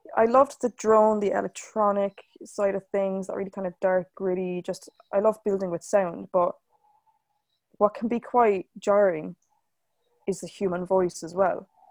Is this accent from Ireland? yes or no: yes; Waterford, Munster, Ireland; I am from Waterford in Ireland